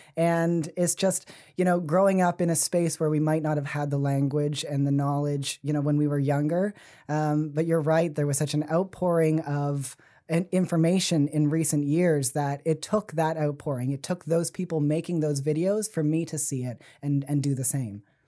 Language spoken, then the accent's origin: English; Fall River, Nova Scotia, Canada; also born or lived in Halifax; now in Sackville, Canada; I grew up in Fall River